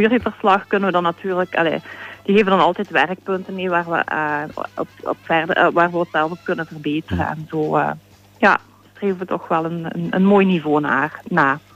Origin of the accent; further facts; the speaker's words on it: Sint-Pieters-Voeren, Flanders, Belgium; moved away as an adult; now in Hasselt, Belgium; ik ben, eh, opgegroeid in Sint-Pieterswoerden.